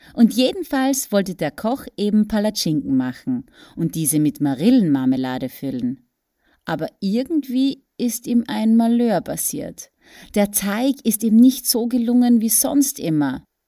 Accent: Austria; ich bin in Österreich geboren und aufgewachsen.

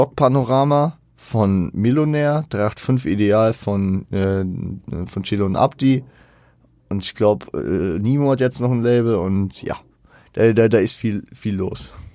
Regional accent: Frankfurt, Hesse, Germany; Ich bin teilweise auch in Bornheim groß geworden. Ich habe da nie gewohnt direkt, aber ich war da viel unterwegs

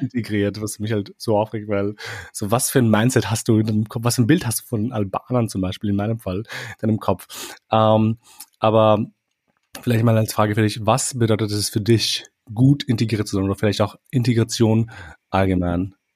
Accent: Austria; also born or lived in Kosovo; ich lebe hier, seitdem ich irgendwie drei Jahre alt bin

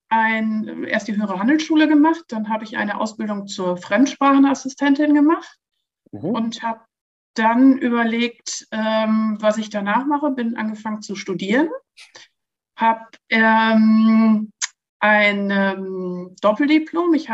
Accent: Lower Saxony, Germany; Berlin war mir zu groß und bin dann zurück nach, ähm, in die Nähe meiner Heimat, nach Osnabrück gegangen.

